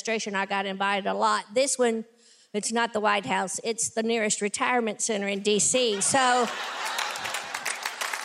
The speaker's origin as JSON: {"language": "English", "region": "Tennessee", "country": "United States", "tie": "born or raised there", "said": "I'm a kid from Tennessee. I grew up with, you know, very little"}